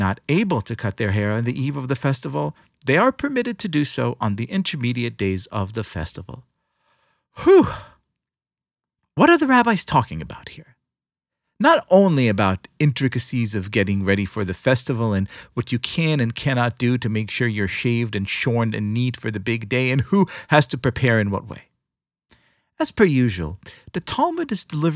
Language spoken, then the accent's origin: English; Israel; When I was young, growing up in Israel, I spent all of my free time in the Scouts